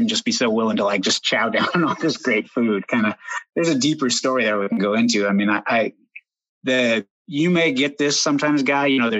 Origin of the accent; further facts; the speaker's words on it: Oregon, United States; I grew up in Oregon, still live here